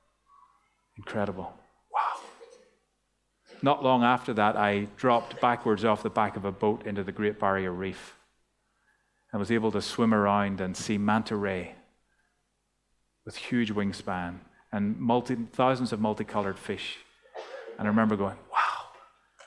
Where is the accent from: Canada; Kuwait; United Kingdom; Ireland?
Ireland; now in Australia; growing up in Ireland